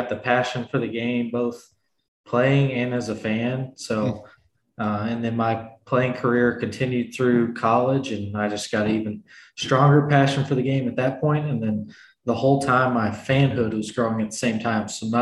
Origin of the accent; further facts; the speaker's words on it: Louisville, Kentucky, United States; I'm from Louisville, Kentucky, so about an hour and a half from Cincinnati